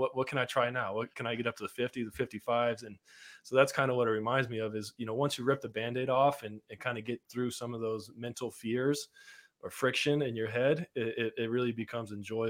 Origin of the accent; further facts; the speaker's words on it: Montana, United States; born there; also born or lived in Idaho / Seattle; But before that, I was born in Montana. We went to Cleveland, came to Idaho.